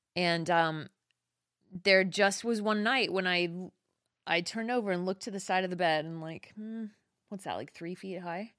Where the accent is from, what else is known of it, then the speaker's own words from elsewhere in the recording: Texas City, Texas, United States; moved away; also born or lived in Austin, Texas; I'm from Texas City